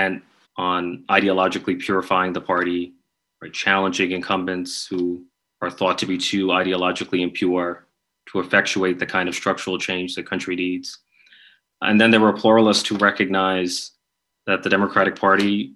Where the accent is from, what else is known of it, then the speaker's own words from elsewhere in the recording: New York, United States; I'm from New York